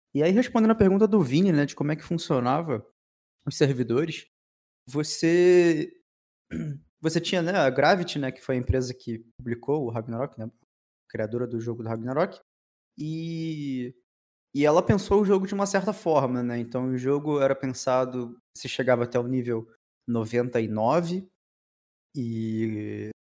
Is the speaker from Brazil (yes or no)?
yes; Rio de Janeiro, Brazil; Aqui no Rio de Janeiro, a gente é do Rio de Janeiro